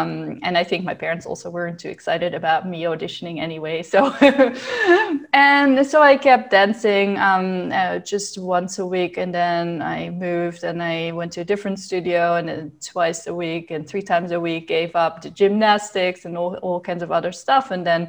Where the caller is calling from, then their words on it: Groningen, Netherlands; From Groningen in the Netherlands. It's all the way in the north.